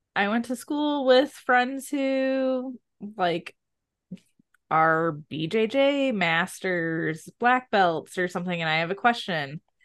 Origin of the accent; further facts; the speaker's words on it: Midwest, United States; I'm from the Midwest